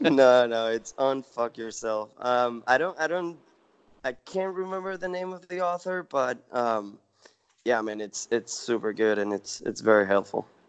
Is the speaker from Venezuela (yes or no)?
yes; Venezuela; moved away as an adult; now in United States; I'm originally from Venezuela. Um, so I came to the U.S. for college, and then um, started my own company, and you know, stay here